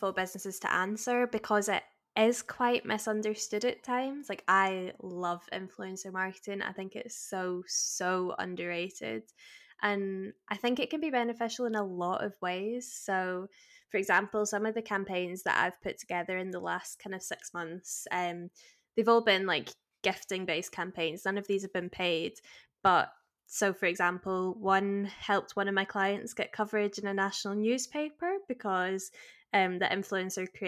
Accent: Glasgow, Scotland, United Kingdom; also born or lived in Manchester; I was born in Manchester, but I now live in Glasgow. I've lived here like most of my life

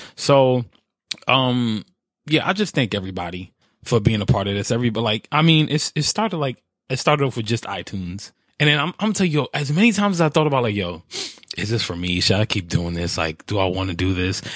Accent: New York, United States; my New York attitude

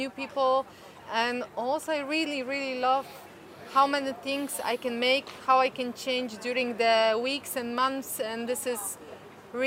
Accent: Poland; I'm from Poland.

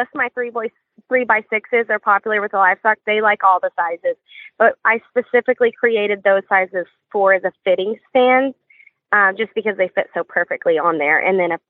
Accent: West Texas, United States; now in Central Texas, United States; I'm originally from West Texas

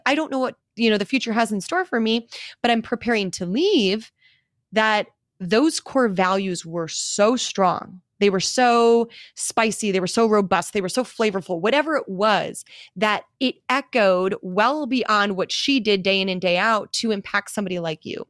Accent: Milwaukee, Wisconsin, United States; moved away; return to my hometown of Milwaukee, Wisconsin

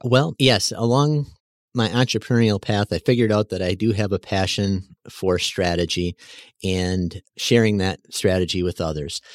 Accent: West Bend, Wisconsin, United States; now in Mayville, United States; West Bend

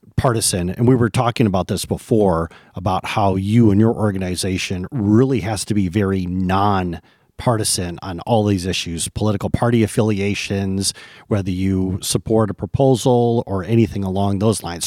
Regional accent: Michigan, United States; moved away; I've returned to my native Michigan, and I'm looking to reconnect with my home state

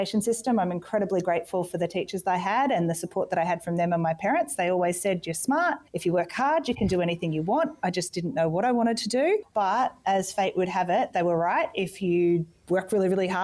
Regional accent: Gold Coast, Queensland, Australia; I grew up on the Gold Coast

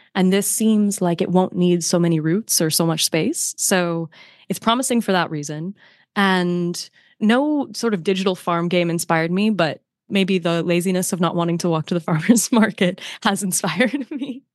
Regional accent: north of Detroit, next bridge up to Canada, Michigan, United States; moved away; the next bridge that you hit that takes you to Canada, that's where I grew up.

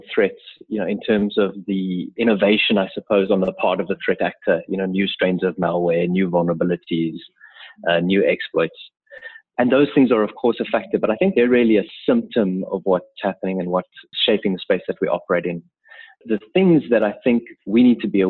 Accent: South Africa; also born or lived in Cape Town; I'm a South African based out of our offices in Cape Town

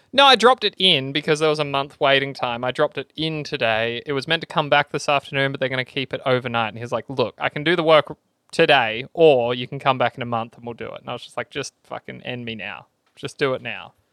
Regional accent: Australia; fifty people from my hometown

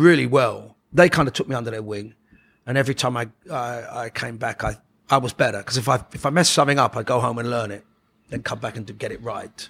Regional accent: London, United Kingdom; We grew up in Oxford Gardens

